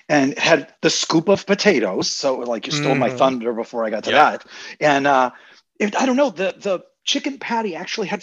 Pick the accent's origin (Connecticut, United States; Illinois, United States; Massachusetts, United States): Massachusetts, United States; Quincy; also born or lived in Weymouth, Massachusetts / Plymouth, Massachusetts; I grew up in Quincy, Massachusetts